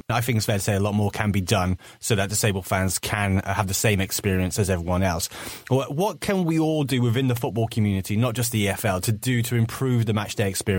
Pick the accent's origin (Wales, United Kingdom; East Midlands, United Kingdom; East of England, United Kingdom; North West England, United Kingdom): East Midlands, United Kingdom; Nottingham; I'm from the Nottingham area